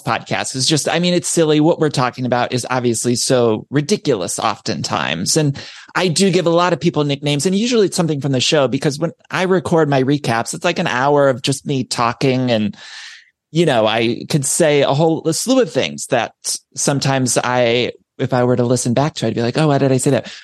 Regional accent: Midwest, United States; now in Los Angeles, United States; I'm from the Midwest, but I've lived in California for so long

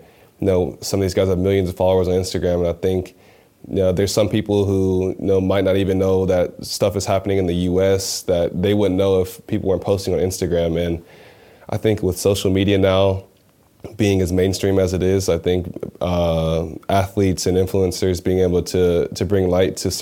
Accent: Birmingham, Alabama, United States; moved away; growing up in Birmingham

